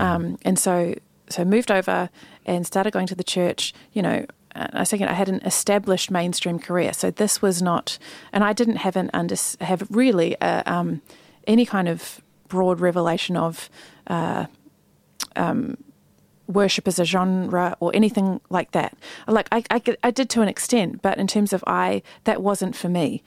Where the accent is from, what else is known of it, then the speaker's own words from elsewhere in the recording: New Zealand; moved away as an adult; also born or lived in Sydney, Australia / United States; when I think about growing up in New Zealand, I am so grateful